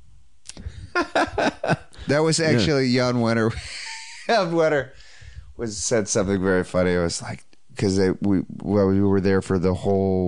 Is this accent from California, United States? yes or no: yes; Sacramento, California, United States; Sacramento, my hometown